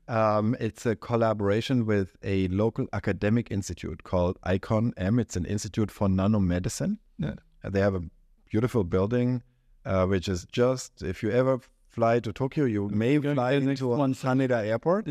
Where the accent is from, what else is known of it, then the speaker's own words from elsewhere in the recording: Germany; moved away; this is specifically true in my home country and yours, Germany